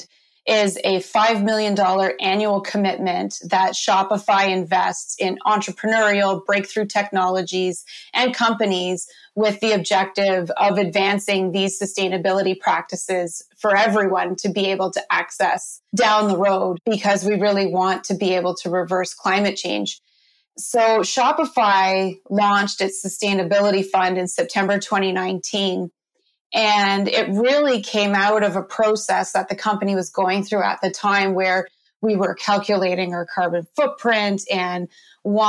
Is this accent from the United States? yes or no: no; Canada; I'm a Canadian